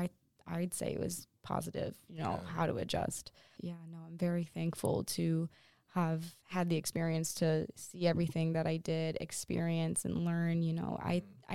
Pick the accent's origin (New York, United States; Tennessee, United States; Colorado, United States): New York, United States; Cohoes; I come from Cahos, like that's where I grew up